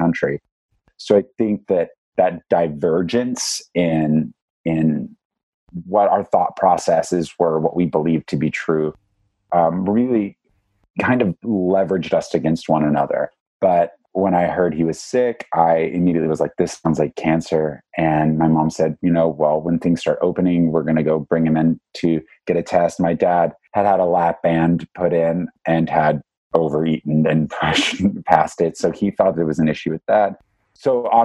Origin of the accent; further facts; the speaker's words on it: Southeast Texas, United States; now in New York, United States; I'm from Southeast Texas originally. So I've been living in New York.